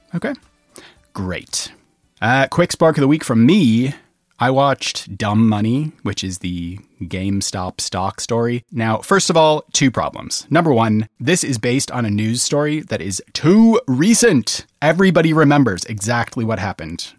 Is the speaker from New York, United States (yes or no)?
no; Minneapolis–Saint Paul, Minnesota, United States; in Minnesota, in, in the Twin Cities.